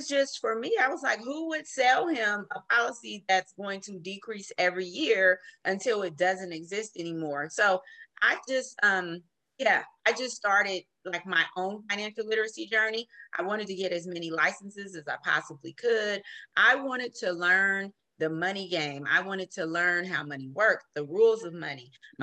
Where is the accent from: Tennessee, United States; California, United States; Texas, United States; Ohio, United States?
California, United States; Oakland; moved away as an adult; now in San Joaquin County, United States; I am from Oakland, born and raised in Oakland